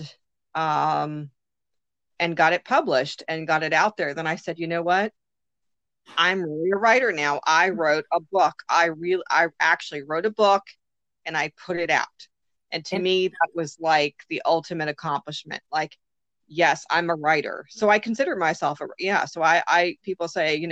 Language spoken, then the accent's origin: English; Maryland, United States; I'm from Maryland